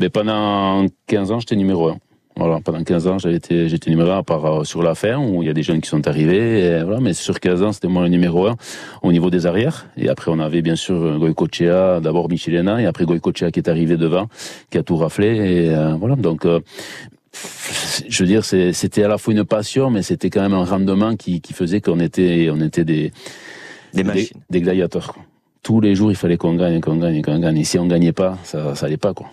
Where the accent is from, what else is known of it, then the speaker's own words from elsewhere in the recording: Basque Country, Nouvelle-Aquitaine, France; also born or lived in Bidart; je suis basque, j'ai le caractère, le, nez, euh, tout ce qu'il faut